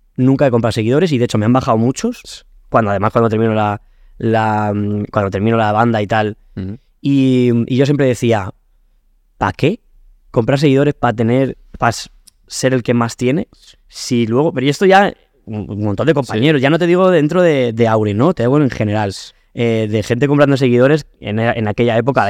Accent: Alcázar de San Juan, Castilla-La Mancha, Spain; moved away as an adult; also born or lived in Madrid; por eso le tengo tanto cariño a mi pueblo. Hmm porque igual que lo pasé tan mal cuando era chaval

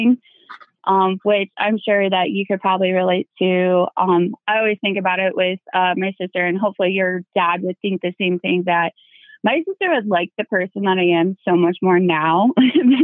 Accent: Iowa, United States; I'm from Iowa

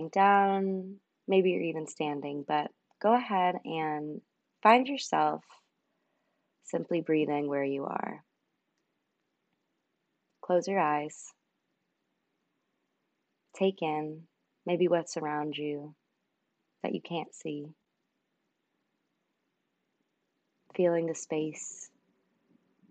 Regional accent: near Los Angeles, Southern California, United States; now in New York, United States; I'm originally from Southern California. So I grew up in a little town called Gore Hills, right outside of LA, still kind of in LA County though

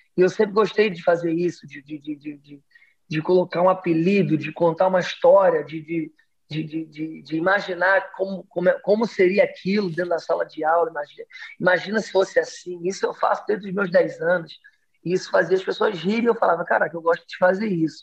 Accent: Rio de Janeiro, Brazil; accent: carioca; Eu sou do Rio de Janeiro, então aqui eu, eu sou do subúrbio do Rio, sou de Realengo, já andei muito de trem

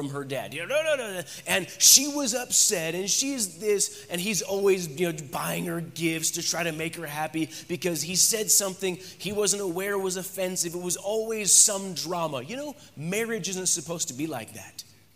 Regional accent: United States; moved away; by birth, I'm an American.

